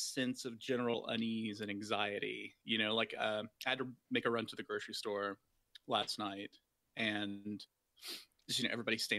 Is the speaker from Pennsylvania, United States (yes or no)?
no; Alabama, United States; moved away as an adult; now in Minneapolis, United States; I'm originally from the South, so originally from Alabama. I grew up there and just moved up here pretty recently.